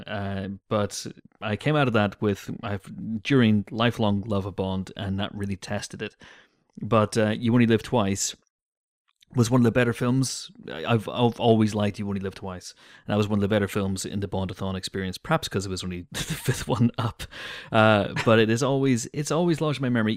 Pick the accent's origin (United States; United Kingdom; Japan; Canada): United Kingdom; growing up in Britain